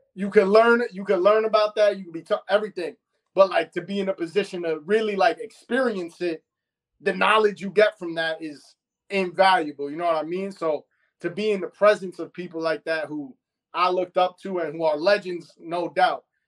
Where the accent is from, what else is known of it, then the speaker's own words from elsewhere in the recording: New York City, New York, United States; I'm from Astoria, Queens